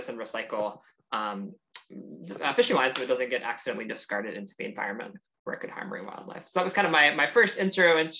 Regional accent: Sarasota, Florida, United States; I grew up in South Florida in the United States

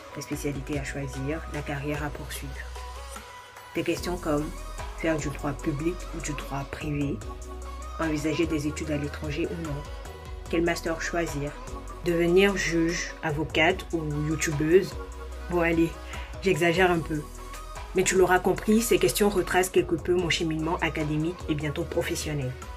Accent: Côte d’Ivoire; moved away as an adult; now in France; Je suis ivoirienne et je vis depuis 2019 en France où j'effectue mes études.

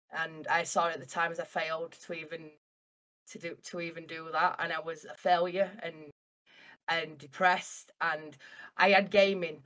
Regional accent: Castleford, Yorkshire and the Humber, United Kingdom; I am from Castleford, uh, near Leeds in um, England

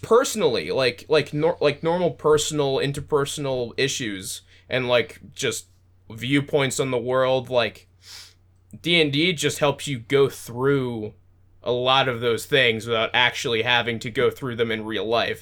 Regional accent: United States; I'm American

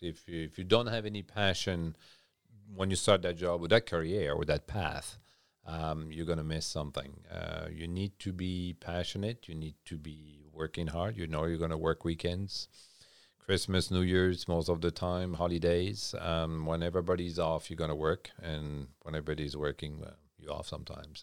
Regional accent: Champagne region, Grand Est, France; English is a second language; moved away as an adult; also born or lived in Switzerland; now in Nova Scotia, Canada; Born and raised in France, uh, Champagne region

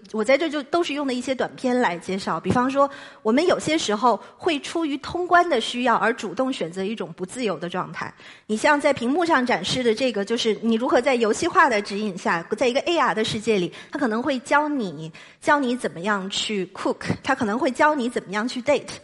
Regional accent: China; 对于我们中国人来说

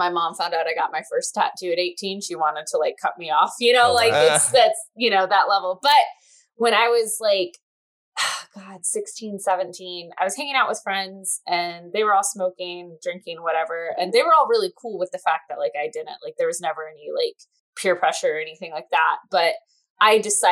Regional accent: Michigan, United States; now in New Jersey, United States; I'm from Michigan originally

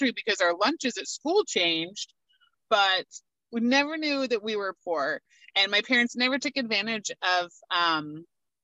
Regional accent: Washougal, Washington, United States; I was 9 days old when they moved us to Washougal, which is where I grew up and lived my entire life

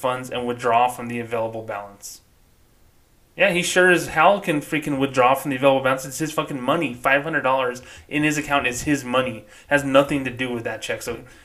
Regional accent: New Mexico, United States; my home state of New Mexico

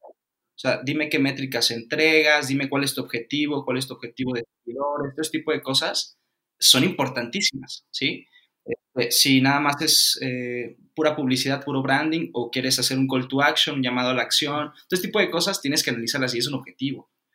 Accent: Cancún, Quintana Roo, Mexico; yo soy de Cancún, soy nacido en Cancún

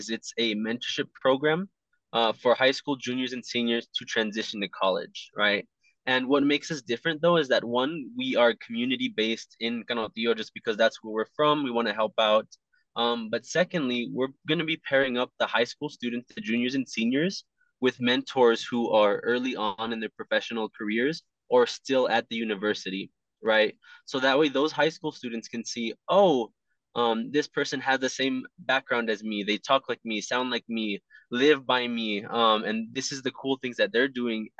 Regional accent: El Paso, Texas, United States; I was born and raised here in El Paso

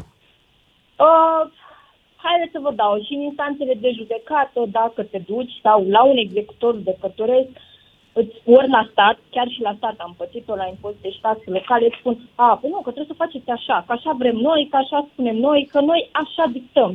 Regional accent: Iași, Iași County, Romania; now in Bucharest, Romania; sunt din Iași, uh, am plecat de foarte mulți ani de acolo

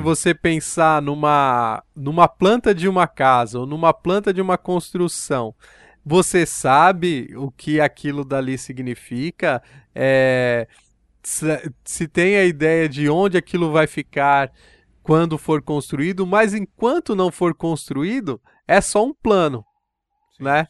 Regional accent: São Paulo, Brazil; no bairro onde eu cresci, no Parque Santa Madalena

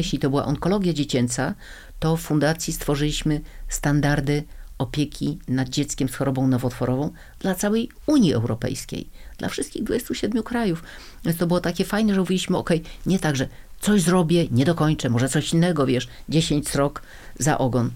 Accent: Gdańsk, Pomeranian Voivodeship, Poland; now in Warsaw, Poland; Urodziłam się w Gdańsku, większość mojego życia spędziłam w Warszawie

